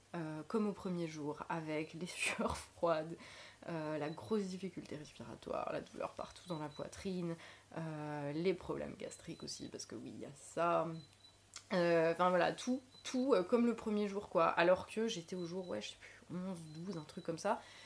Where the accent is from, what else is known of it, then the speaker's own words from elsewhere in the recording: Lorraine, Grand Est, France; moved away; chez moi en Lorraine